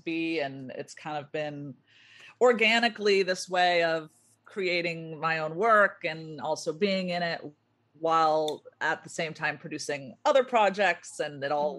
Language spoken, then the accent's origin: English; Orange County, California, United States; also born or lived in Chicago; now in Los Angeles, United States; I'm from Orange County